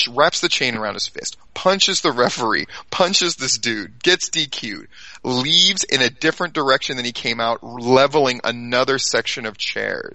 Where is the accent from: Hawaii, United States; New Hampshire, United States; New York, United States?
Hawaii, United States; also born or lived in Alexandria, Virginia / Japan; So I grew up in Hawaii. I lived there when I was a really little kid, and then we moved back when I was about in third grade, and I stayed there all the way through grad school.